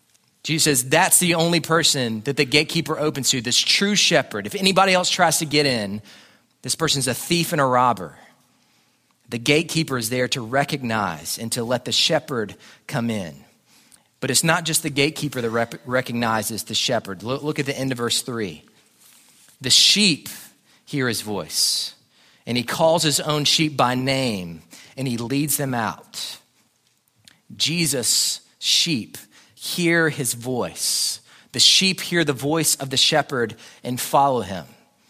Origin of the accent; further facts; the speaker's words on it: Jackson, Alabama, United States; born there; I was born in Jackson, Alabama, in South Alabama, where, again, everyone just wears camouflage there all the time.